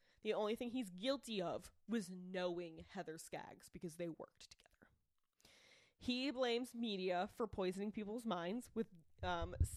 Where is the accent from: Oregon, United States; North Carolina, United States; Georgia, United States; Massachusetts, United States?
Massachusetts, United States; I'm from Massachusetts